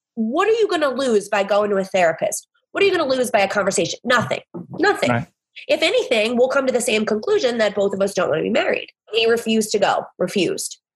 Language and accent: English; the South, United States; now in New Orleans, United States; I'm from the South